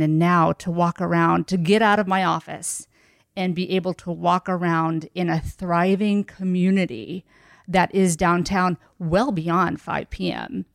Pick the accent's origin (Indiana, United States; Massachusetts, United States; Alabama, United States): Indiana, United States; Linton; also born or lived in Savannah, Georgia; now in Indianapolis, United States; I was born in Savannah, Georgia. Um, but I moved to Linton, Indiana at a very young age at about three. So Southern Indiana, rural